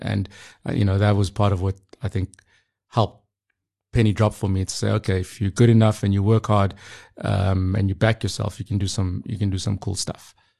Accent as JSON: {"language": "English", "town": "Pretoria", "region": "Gauteng", "country": "South Africa", "tie": "born or raised there", "moved": "as an adult", "lives_now": "Hong Kong", "said": "I grew up in Pretoria, very typical background, South African story, you know, grew up in the township."}